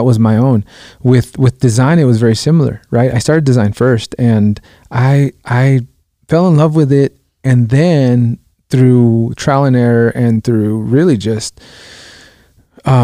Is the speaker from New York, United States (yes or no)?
no; Los Angeles, California, United States; also born or lived in Guatemala; I grew up in South Central Los Angeles